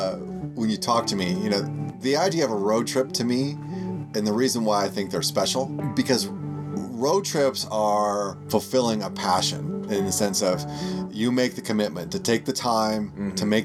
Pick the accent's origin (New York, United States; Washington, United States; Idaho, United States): Idaho, United States; also born or lived in Nebraska / North Dakota; so I grew up in Nebraska and North Dakota, and then Idaho, ultimately.